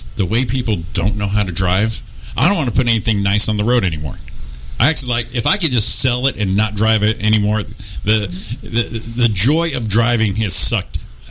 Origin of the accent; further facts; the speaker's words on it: Connecticut, United States; now in Los Angeles, United States; We're all from Connecticut.